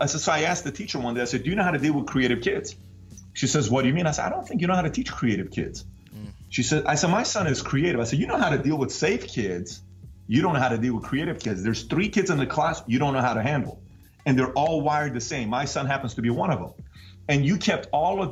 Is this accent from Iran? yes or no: yes; Iran; now in United States; I'm from Iran